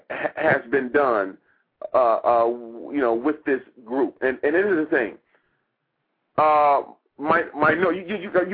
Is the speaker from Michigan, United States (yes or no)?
yes; Detroit, Michigan, United States; now in Washington, D.C., United States; I'm originally from Detroit